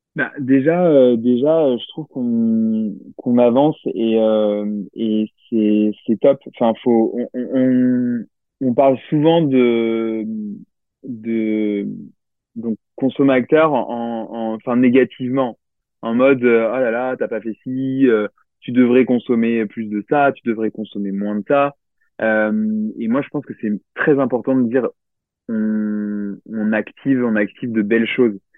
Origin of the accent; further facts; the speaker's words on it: Limoges, Nouvelle-Aquitaine, France; je viens de Limoges